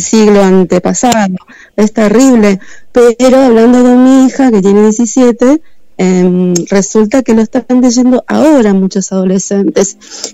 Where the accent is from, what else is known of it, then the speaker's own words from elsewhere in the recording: Buenos Aires, Argentina; now in Mar del Plata, Argentina; yo soy de Buenos Aires